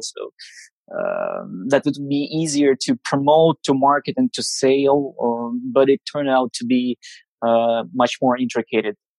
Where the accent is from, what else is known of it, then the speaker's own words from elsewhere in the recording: Siberia, Russia; I'm coming from Siberia, from the middle of nowhere